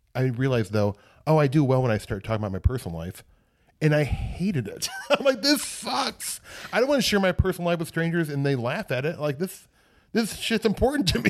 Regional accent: Omaha, Midwest, United States; moved away; I'm from the Midwest

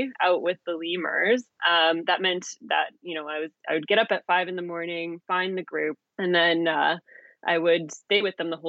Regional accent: Calgary, Alberta, Canada; the Calgary Zoo in Alberta, Canada, where I'm from.

